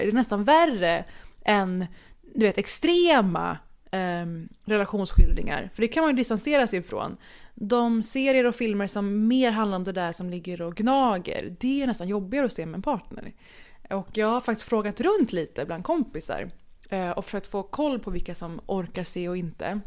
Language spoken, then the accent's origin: Swedish; Sweden; also born or lived in Middle East; now in Copenhagen, Denmark; Jag är svensk och från Mellanöstern.